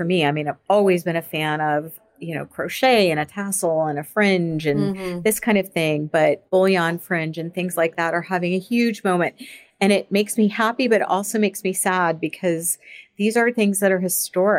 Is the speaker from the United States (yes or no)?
yes; Florida, United States; now in Boston, United States; I am from Florida. Yeah, I am. So I born and raised in Florida